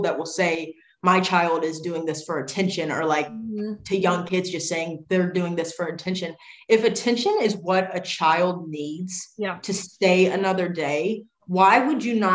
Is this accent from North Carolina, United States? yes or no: no; Virginia, United States; Small town in Virginia.